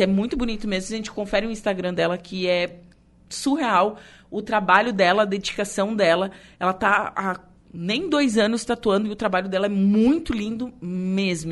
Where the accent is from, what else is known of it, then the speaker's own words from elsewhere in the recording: Torres, Rio Grande do Sul, Brazil; eu sou de Torres